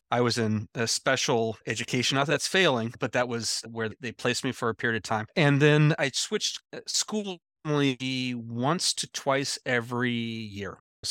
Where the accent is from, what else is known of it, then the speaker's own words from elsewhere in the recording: Anchorage, Alaska, United States; born there; also born or lived in Nebraska / Iowa / Missouri; I was born in Anchorage, Alaska. I spent the first 6 years of my life in Anchorage, Alaska, and then I spent another five-ish years puttering around Nebraska, Iowa, Missouri a little bit